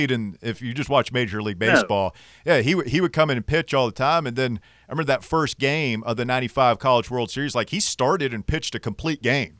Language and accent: English; Knoxville, Tennessee, United States; growing up in Knoxville